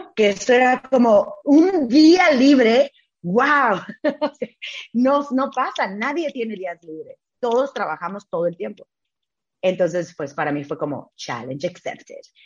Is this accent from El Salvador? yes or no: no; Tijuana, Baja California, Mexico; moved away; also born or lived in Ciudad Juárez, Chihuahua / Hong Kong; yo soy de Tijuana. Yo nací, crecí en Tijuana, 100% tijuanense